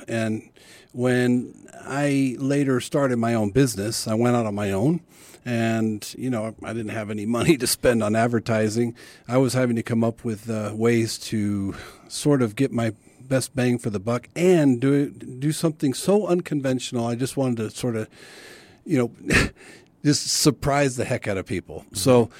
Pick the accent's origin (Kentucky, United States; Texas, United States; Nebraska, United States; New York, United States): Texas, United States; McAllen; McAllen, okay. Texas. So on the border as well. And so I had a Mexican nanny.